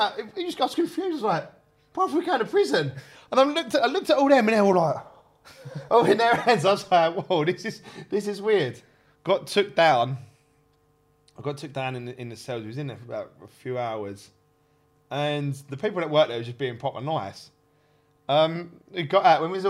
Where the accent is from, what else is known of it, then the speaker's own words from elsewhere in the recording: Kent, South East England, United Kingdom; I'm from Kent.